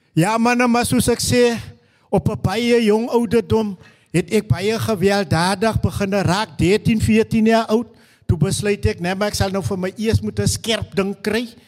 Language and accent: Afrikaans; Stellenbosch, Western Cape, South Africa; also born or lived in Newtville (birthplace); so 2 jaar oud besluit my mammie om weer te trou en ons trek trek na die kant van Stellenbosch toe.